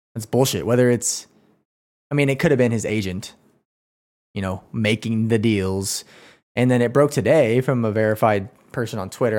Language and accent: English; Oklahoma, United States; I am from Oklahoma.